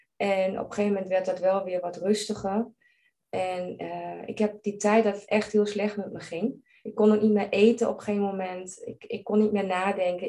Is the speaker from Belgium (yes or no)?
no; Germany; Dutch is a second language; moved away as an adult; now in Netherlands; ik ben geen Nederlandse. Ik ben Duits